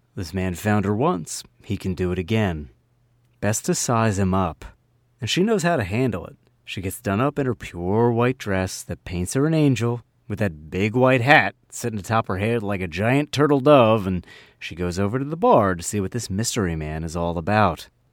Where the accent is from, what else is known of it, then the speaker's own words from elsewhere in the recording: New Jersey, United States; accent: Jersey; also born or lived in Philadelphia; my Jersey accent